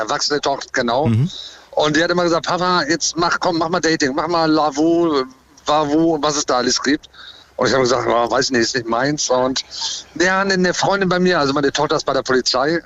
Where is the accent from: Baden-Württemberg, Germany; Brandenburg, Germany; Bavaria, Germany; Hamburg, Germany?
Hamburg, Germany; Ich komme aus Hamburg